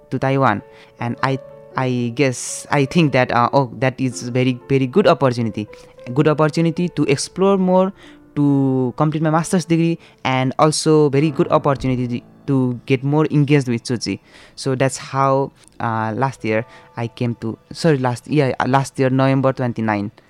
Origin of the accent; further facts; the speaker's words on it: Bhaktapur, Bagmati, Nepal; I'm exactly from Bhaktapur, city of Nepal. Bhaktapur city is the smallest city of Nepal. Yeah, but it is a beautiful city.